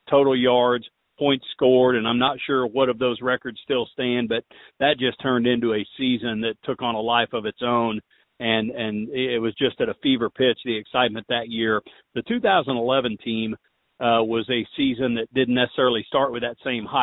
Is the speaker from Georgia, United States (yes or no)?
no; Pittsburgh, Pennsylvania, United States; growing up in Pittsburg and being around it my whole life